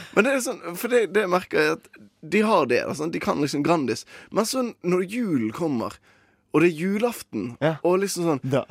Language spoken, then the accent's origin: Norwegian; Western Norway, Norway; der jeg kommer fra, ja. som er Vestlandet